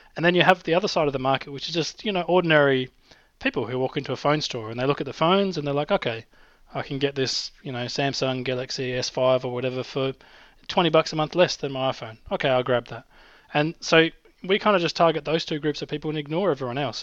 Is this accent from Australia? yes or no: yes; Australia; accent: Australian; my Australian accent